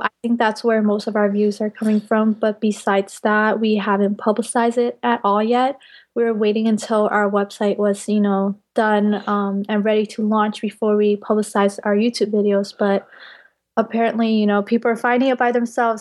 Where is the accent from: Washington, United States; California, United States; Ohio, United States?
California, United States; Bay Area; now in Davis, United States; I'm primarily from the Bay Area